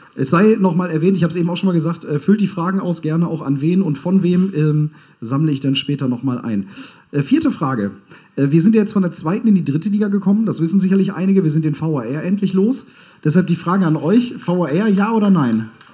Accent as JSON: {"language": "German", "region": "Hamburg", "country": "Germany", "tie": "born or raised there", "said": "Ich als gebürtiger Hamburger fühle mich da auch direkt angesprochen"}